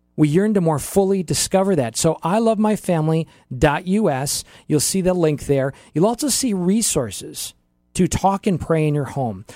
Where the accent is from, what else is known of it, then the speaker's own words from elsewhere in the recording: Oshkosh, Wisconsin, United States; moved away; So I grew up in Oshkosh, Wisconsin, really have lived thirteen places in my life, And m, my most memorable youth years from age three to age eighteen were in Oshkosh